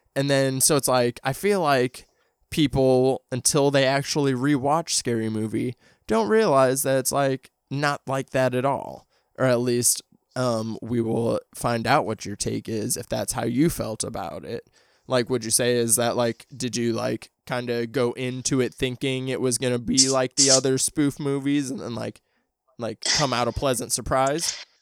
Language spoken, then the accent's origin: English; St. Louis, Missouri, United States; my hometown. So there's a thing in Saint Louis